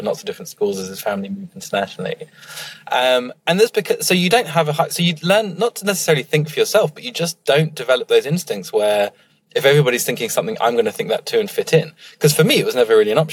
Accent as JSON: {"language": "English", "town": "Emsworth", "region": "South East England", "country": "United Kingdom", "tie": "born or raised there", "said": "I grew up in a very, very white part. And in fact, mostly retired part of the world, which is in the South Coast, a little town called Emsworth"}